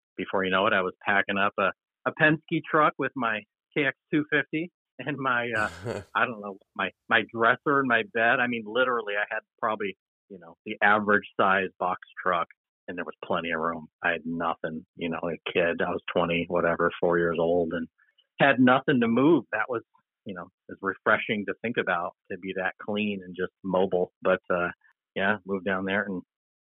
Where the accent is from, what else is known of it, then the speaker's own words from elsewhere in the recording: Upstate New York, United States; moved away as an adult; also born or lived in Texas; now in Portland, United States; I've now been away from my hometown longer than I lived there